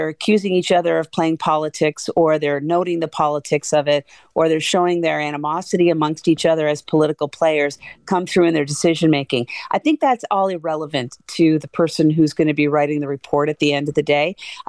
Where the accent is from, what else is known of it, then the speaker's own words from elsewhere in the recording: Canada; And I'm very Canadian when I say love to win, but I'm just proud that they're there.